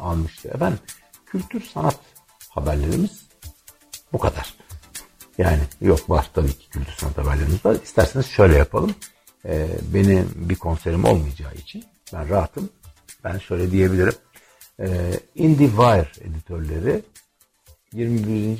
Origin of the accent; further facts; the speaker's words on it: Turkey; ülkemde demokrasinin var olması için çalıştım